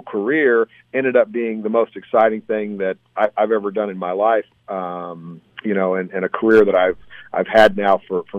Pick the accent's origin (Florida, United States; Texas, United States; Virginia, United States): Texas, United States; I grew up in Texas.